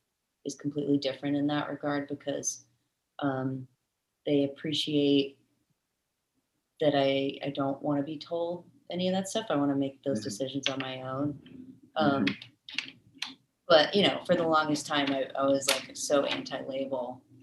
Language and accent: English; Raleigh, North Carolina, United States; born there; So I actually am from, I was born in Raleigh, North Carolina. But I moved quite a bit when I was younger, because of my dad's job.